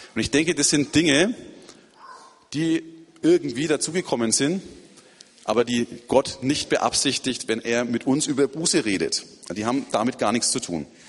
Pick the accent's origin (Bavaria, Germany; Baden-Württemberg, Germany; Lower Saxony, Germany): Bavaria, Germany; Erlangen; moved away as an adult; now in Turkey; Es ist schön, wieder in Erlangen zu sein, meiner Geburtsstadt